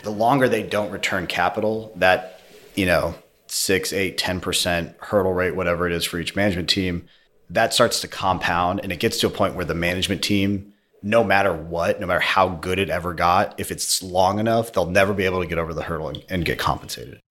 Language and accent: English; Colorado, United States; moved away as an adult; also born or lived in upstate New York / China; I grew up in Colorado